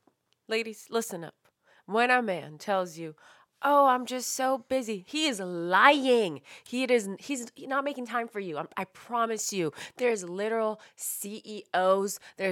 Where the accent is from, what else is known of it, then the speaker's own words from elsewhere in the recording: San Francisco, California, United States; Yeah, you guys have to remember, we're from San Francisco, like the tech capital